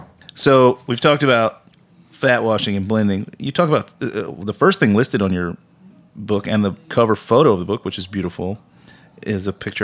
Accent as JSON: {"language": "English", "region": "Scotland", "country": "United Kingdom", "said": "I'm Scottish"}